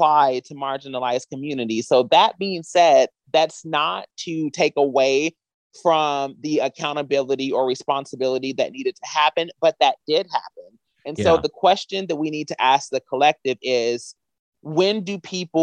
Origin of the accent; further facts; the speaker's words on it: Kentucky, United States; now in Los Angeles, United States; I'm from Kentucky.